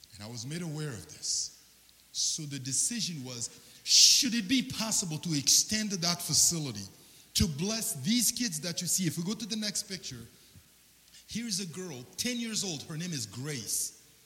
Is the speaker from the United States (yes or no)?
no; Central African Republic; moved away; I'm originally from the Central African Republic